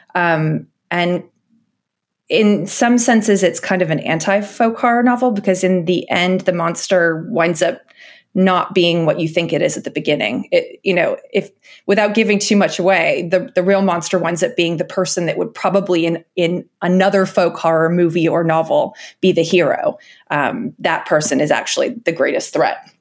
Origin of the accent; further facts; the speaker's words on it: United States; moved away as an adult; now in United Kingdom; even as an American moving to Britain